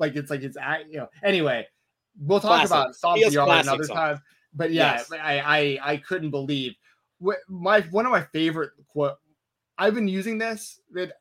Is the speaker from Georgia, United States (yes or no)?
yes; Atlanta, Georgia, United States; I grew up in Atlanta, Georgia.